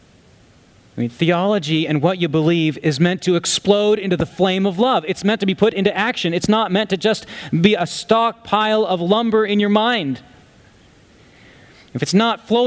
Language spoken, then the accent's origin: English; United States; as American Christians